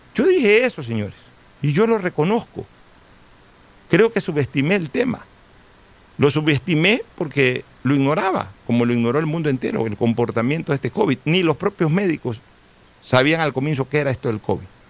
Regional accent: Guayaquil, Guayas, Ecuador; somos orgullosamente guayaquileños, por eso nos sentimos orgullosamente guayaquileños

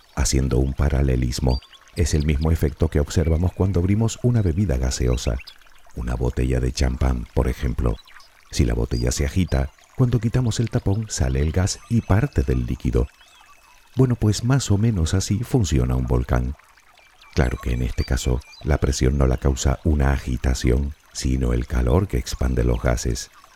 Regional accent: Canary Islands, Spain; Por si aún no lo sabes, soy de las Islas Canarias.

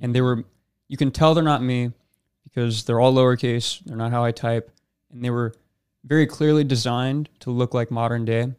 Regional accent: Rancho Cucamonga, California, United States; I was born in Rancho Cucamonga, California. Raised there my entire life

